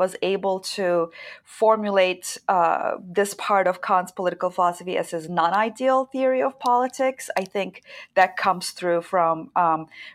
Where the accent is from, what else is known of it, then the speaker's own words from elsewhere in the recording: Istanbul, Turkey; moved away as an adult; also born or lived in Chicago; I was born and raised in Istanbul, Turkey